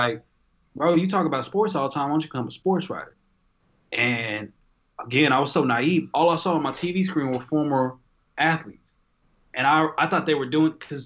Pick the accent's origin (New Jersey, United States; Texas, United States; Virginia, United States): Texas, United States; Irving; also born or lived in Dallas, Texas; Born in Dallas, raised in Irving.